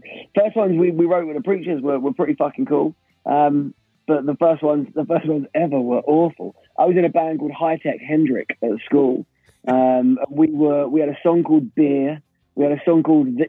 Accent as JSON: {"language": "English", "region": "London", "country": "United Kingdom", "moved": "as an adult", "lives_now": "Brighton, United Kingdom", "said": "I'm from East London."}